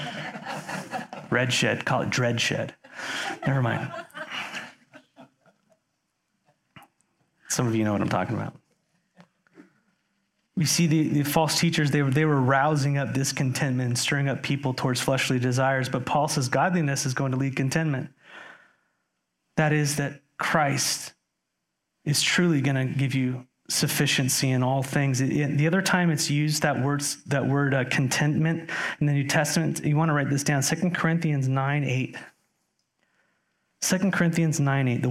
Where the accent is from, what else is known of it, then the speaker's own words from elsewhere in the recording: United States; As an American living in 2021